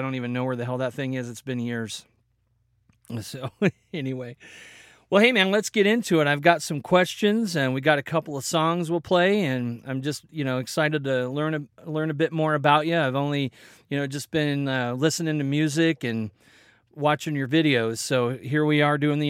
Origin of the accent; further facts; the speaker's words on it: Belton, Missouri, United States; born there; also born or lived in Kansas / Colorado; now in Oregon, United States; Yeah, man, I was born in Belton, Kansas City area.